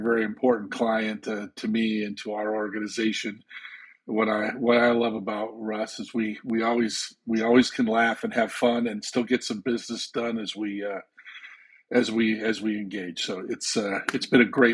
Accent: Andover, Massachusetts, United States; also born or lived in Canada; my hometown of Andover, Massachusetts, and I went to work there.

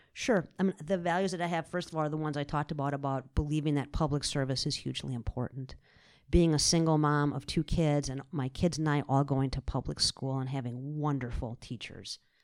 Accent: South Central Wisconsin, United States; I'm born and raised in Wisconsin. I grew up in South Central Wisconsin.

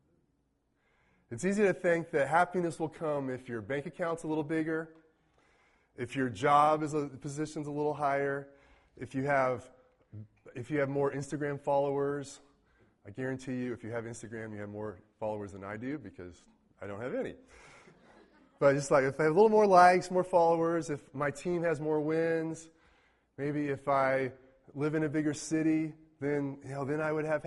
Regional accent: Mayetta, Kansas, United States; now in Manhattan, United States; I count Mayetta, Kansas as my hometown. Population 200 and change.

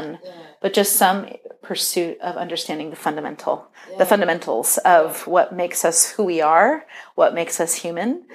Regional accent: San Diego, California, United States; I grew up in San Diego

